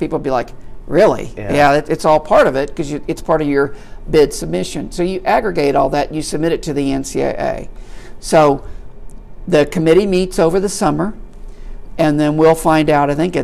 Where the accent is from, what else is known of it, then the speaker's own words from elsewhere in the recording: Sikeston, Missouri, United States; I'm from Sykeston, Missouri, and we got the games on WPSD out of Paducah, Kentucky